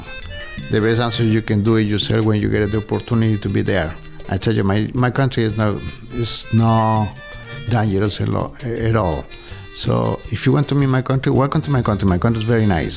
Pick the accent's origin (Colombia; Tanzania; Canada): Colombia; Bogota; English is a second language; moved away as an adult; now in Lee, United States; I'm coming from Colombia. I am from Bogota.